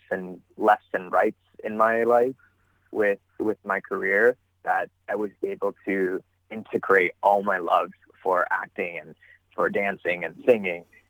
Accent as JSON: {"language": "English", "town": "Toronto", "region": "Ontario", "country": "Canada", "tie": "born or raised there", "said": "I am originally from Toronto, Ontario, born and raised."}